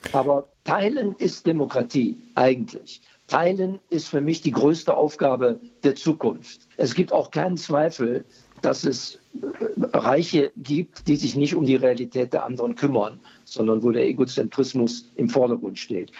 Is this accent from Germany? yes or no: yes; Germany; Bei uns in Deutschland